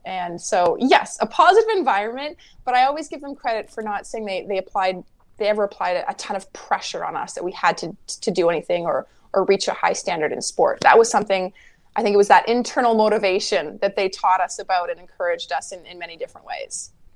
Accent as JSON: {"language": "English", "town": "Winnipeg", "region": "Manitoba", "country": "Canada", "tie": "born or raised there", "said": "growing up in Winnipeg"}